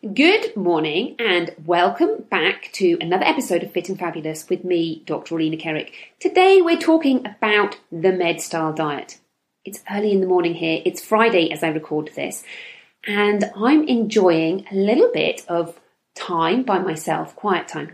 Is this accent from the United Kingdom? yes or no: yes; United Kingdom; I'm from the United Kingdom, where everybody drinks tea